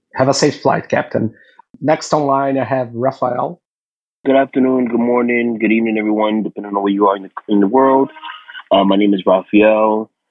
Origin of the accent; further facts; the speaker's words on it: Brazil; I'm a commercial pilot, IFR rated, and I'm from Brazil